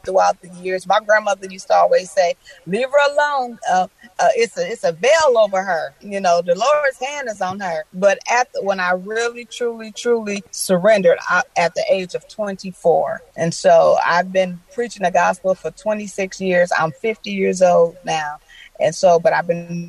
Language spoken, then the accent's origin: English; Flint, Michigan, United States; Flint was lovely. You know, just had some challenges, you know, growing up, you know, and actually Talisha Berry and I are from the same city. She's from Flint, Michigan as well.